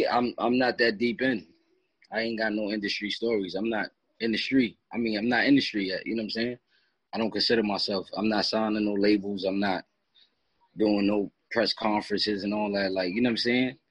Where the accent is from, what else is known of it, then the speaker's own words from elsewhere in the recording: Katona, New York, United States; I'm from Katona, like it's not too far.